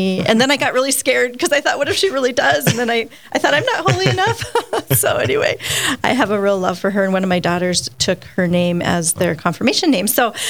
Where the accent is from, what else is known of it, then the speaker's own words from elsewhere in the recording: Poplar, Montana, United States; I grew up in Poplar, Montana on the Fort Peck Reservation. And our parish was a mission church, and it was called Our Lady of Lourdes.